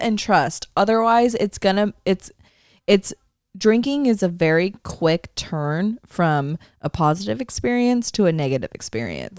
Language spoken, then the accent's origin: English; the Bay Area, California, United States; moved away; he's from my hometown